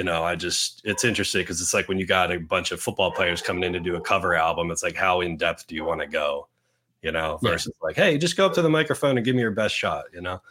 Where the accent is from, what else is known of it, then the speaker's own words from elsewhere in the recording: Gilbertsville, Pennsylvania, United States; my hometown of New Hanover, Gilbertsville.